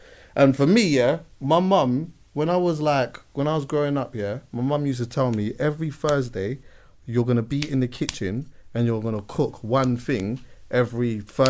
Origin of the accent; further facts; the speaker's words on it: Jamaica; And also, as I know, as like we're both Jamaican, we know. Being outside and stewing up some food and cooking up some jerk and that's part of our culture and that.